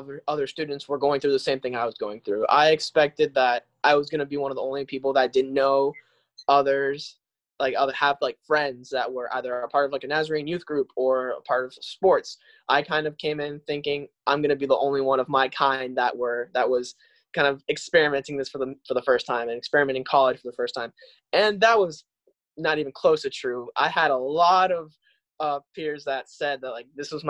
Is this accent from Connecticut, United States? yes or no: no; Tampa, Florida, United States; also born or lived in Caracas, Venezuela; I'm originally from Caracas, Venezuela, but then my parents moved me to Tampa, Florida. So I was basically raised up as a Florida kid